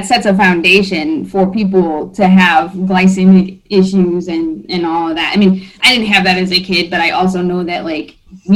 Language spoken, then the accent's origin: English; Iowa, United States; also born or lived in Germany; now in Michigan, United States; I'm from Iowa